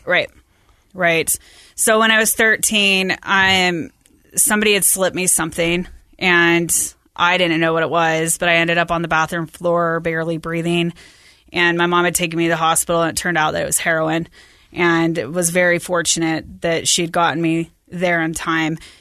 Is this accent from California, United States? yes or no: no; West Valley / Bountiful, Salt Lake area, Utah, United States; at the end of sixth grade, my parents decided that we were gonna move to Bountiful and, and to the top of the hill in Bountiful